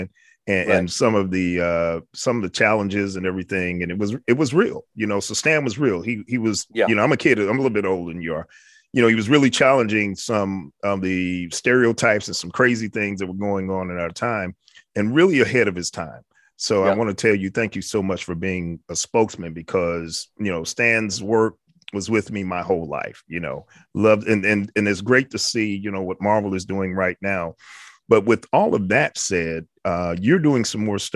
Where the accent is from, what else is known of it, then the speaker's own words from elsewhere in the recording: New York City, New York, United States; I'm from the Bronx